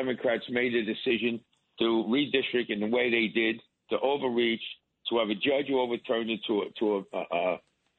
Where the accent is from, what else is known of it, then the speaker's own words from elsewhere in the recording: New York City, New York, United States; as a New Yorker